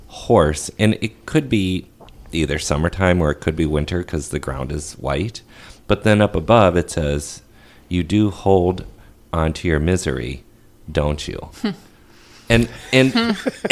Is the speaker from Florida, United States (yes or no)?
no; Crystal, Minnesota, United States; I grew up in Crystal